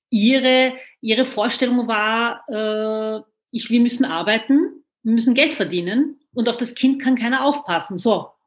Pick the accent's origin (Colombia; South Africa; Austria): Austria; Vienna; ich bin in Wien geboren, aufgewachsen. Ich kenne die Türkei nicht